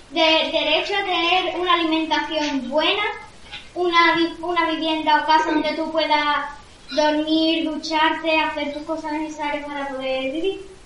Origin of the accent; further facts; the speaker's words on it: Spain; nosotros somos de España, de Europa.